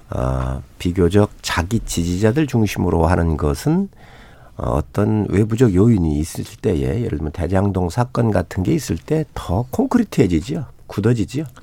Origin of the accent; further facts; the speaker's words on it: South Chungcheong, South Korea; 서산 태안 출신 … 의원입니다.